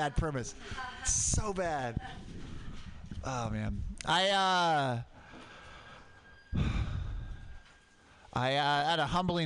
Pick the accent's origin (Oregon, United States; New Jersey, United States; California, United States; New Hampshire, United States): Oregon, United States; Portland; I grew up in Portland